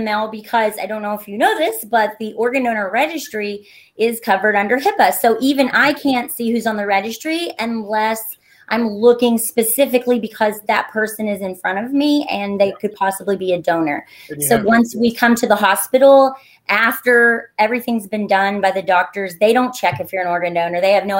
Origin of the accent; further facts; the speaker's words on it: Kentucky, United States; I grew up in Greenup County, Kentucky, which is like 45 minutes from Huntington. And I grew up on a working farm out in the middle of nowhere.